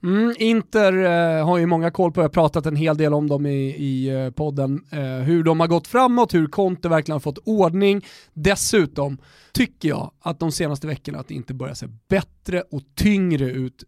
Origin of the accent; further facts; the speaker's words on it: Sweden; vi är från Europa och att vi, eh, vi är eh, uppväxta i, i Svedala